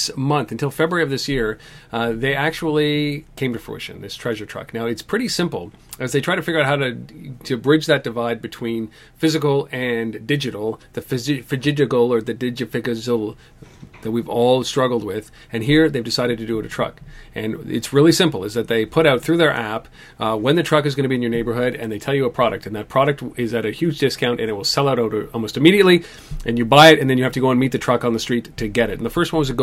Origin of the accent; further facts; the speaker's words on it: Canada; as a Canadian